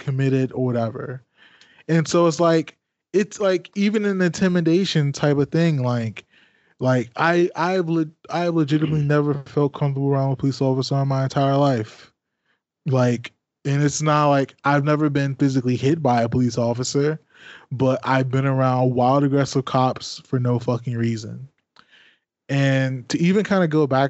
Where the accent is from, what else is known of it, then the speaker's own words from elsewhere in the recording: PG County, Maryland, United States; also born or lived in Washington, D.C. / West Virginia; I was born in Washington, D.C. I lived in PG County, Maryland from like the fifth grade up until I graduated and went to WVU